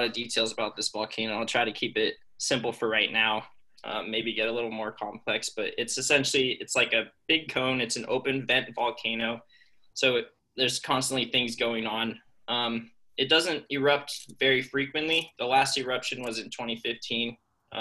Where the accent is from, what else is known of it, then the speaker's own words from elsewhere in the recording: Las Vegas, Nevada, United States; moved away as an adult; now in Boise, United States; I'm from Las Vegas